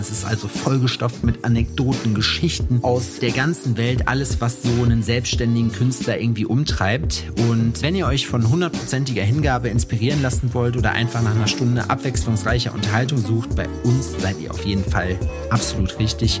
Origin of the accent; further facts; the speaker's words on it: Jena, Thuringia, Germany; in meiner Heimatstadt Jena